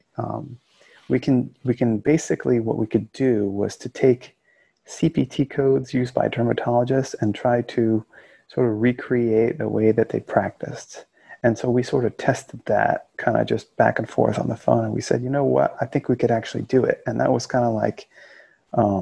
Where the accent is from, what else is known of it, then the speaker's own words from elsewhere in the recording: rural Florida, United States; also born or lived in Queens, New York; I was born in Queens and raised in this rural area of Florida